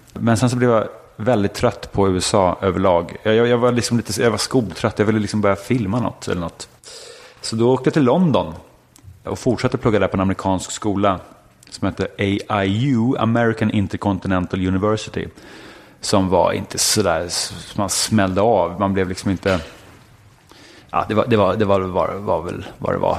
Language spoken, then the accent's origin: Swedish; Stockholm, Stockholm County, Sweden; also born or lived in Östermalm, Stockholm / United States; jag föddes på Sankt Eriks sjukhus på Kungsholmen. Växte upp i Bromma, samma kåk, tills jag var 15.